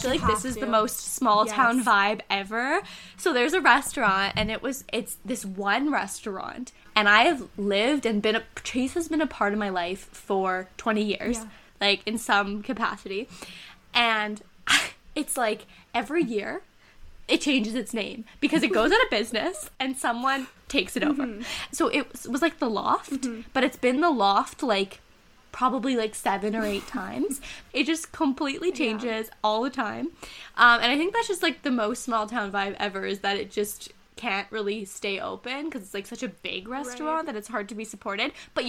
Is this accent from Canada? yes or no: yes; Ontario, Canada; born there; I can never really identify completely with the small town aesthetic in the way that I wasn't born there. I was born in Ontario